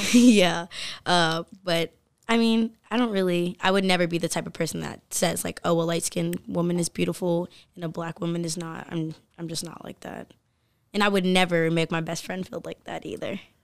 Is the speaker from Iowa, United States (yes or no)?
no; Milford, Delaware, United States; I'm from Milford and then I went to Polytech